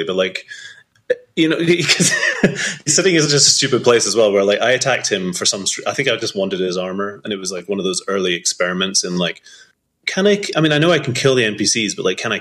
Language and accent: English; Scotland, United Kingdom; also born or lived in Edinburgh; growing up in Scotland